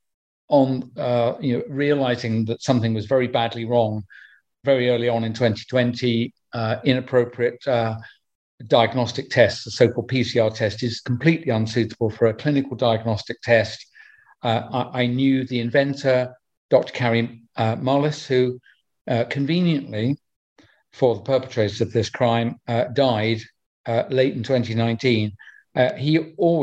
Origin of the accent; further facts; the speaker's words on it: United Kingdom; my home country of UK